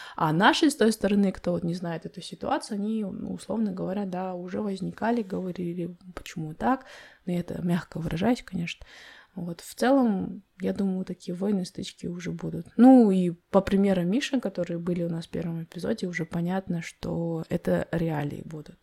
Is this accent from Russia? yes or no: no; Kazakhstan; Я родилась в Майнкуме, в этих песках